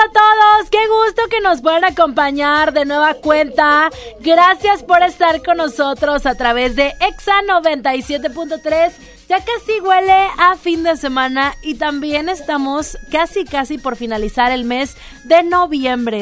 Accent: Mexico; crecí en la Roma

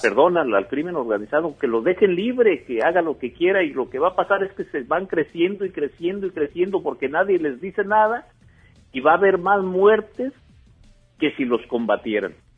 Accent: La Ruana, Michoacán, Mexico; aquí en mi pueblo

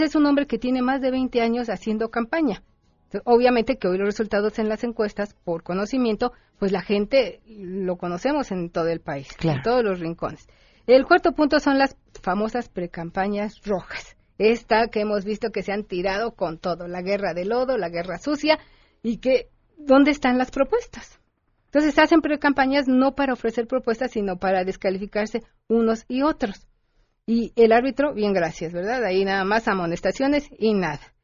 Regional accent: Mexico; somos los mexicanos

